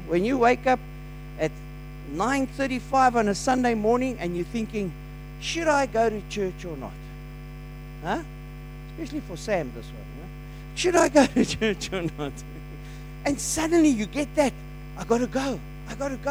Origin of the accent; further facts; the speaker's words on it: South Africa; as a South African